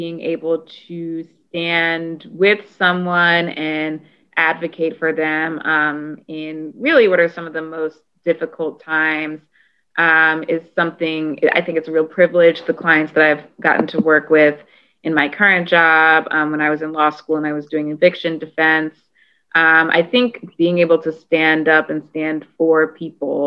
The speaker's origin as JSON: {"language": "English", "town": "Annapolis", "region": "Maryland", "country": "United States", "tie": "born or raised there", "said": "I am born and raised in Maryland. I'm originally from Annapolis"}